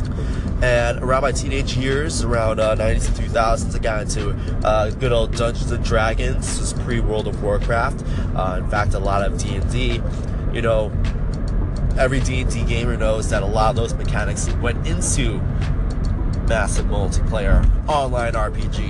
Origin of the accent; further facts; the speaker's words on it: Chicago, Illinois, United States; I am from the Chicago area